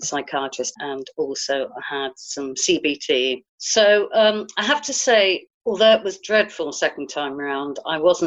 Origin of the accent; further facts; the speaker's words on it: Guildford, South East England, United Kingdom; I'm from Guildford in Surrey